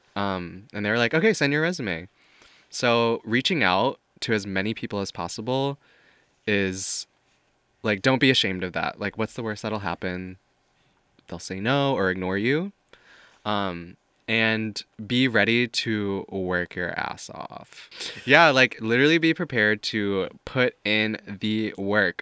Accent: Missouri, United States; moved away as an adult; also born or lived in Paris; now in New York, United States; growing up in Missouri

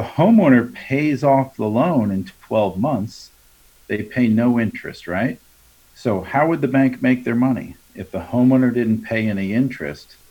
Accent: Long Island, New York, United States; I'm from Long Island

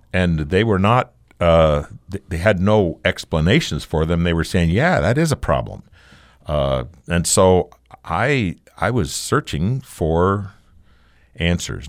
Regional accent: Arizona, United States; moved away as an adult; also born or lived in Connecticut; I, I'm an Arizona boy.

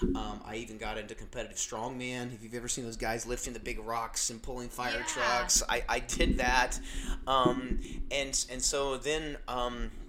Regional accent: Indiana, United States; I grew up in Indiana

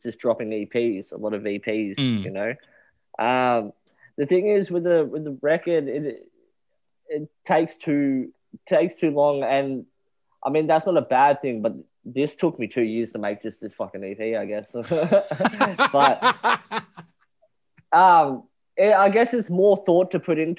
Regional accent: Muswellbrook, New South Wales, Australia; also born or lived in Brisbane, Queensland; I'm back in my hometown in New South Wales now. I'm originally from New South Wales, but I done my dash in Brisbane for about 5 years.

